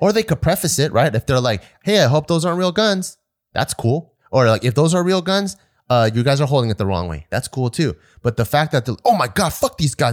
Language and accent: English; United States